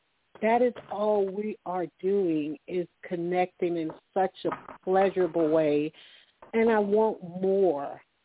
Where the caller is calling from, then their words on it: Alabama, United States; I'm calling from Alabama